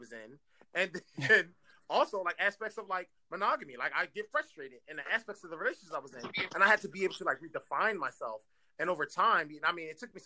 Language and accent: English; Philadelphia, Pennsylvania, United States; I'm from West Philly